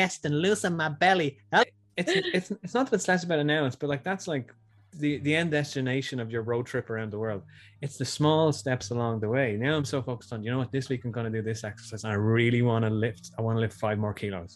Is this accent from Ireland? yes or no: yes; Tallaght, Leinster, Ireland; I'm a guy from Tala